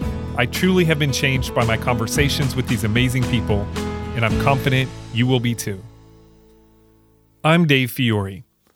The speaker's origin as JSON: {"language": "English", "town": "West Lafayette", "region": "Indiana", "country": "United States", "tie": "born there", "said": "I was born in West Lafayette"}